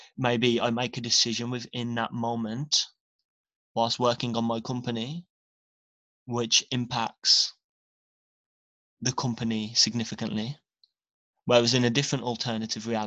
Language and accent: English; England, United Kingdom; I'm English and I'm from the UK.